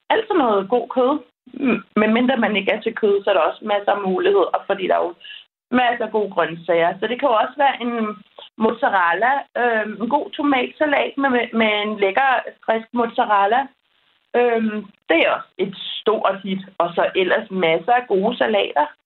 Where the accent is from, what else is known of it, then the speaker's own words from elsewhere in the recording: Denmark; moved away as an adult; now in Spain; derhjemme i Danmark